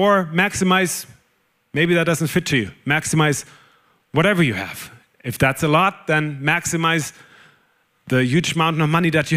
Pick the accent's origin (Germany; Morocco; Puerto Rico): Germany; accent: German; English is a second language; moved away; I'm German, whoever hasn't figured that out yet on my accent. I'm German